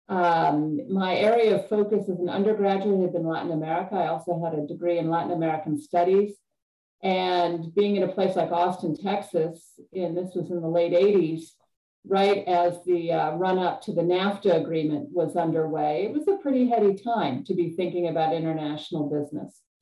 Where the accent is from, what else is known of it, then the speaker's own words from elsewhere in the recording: Cayman Islands; also born or lived in Chicago, United States; I was born outside of Chicago and uh, lived there until about midway through elementary school. And then my family moved to Grand Cayman in the Caribbean, uh, which was a pretty radical, radical shift from cold and snowy Chicago.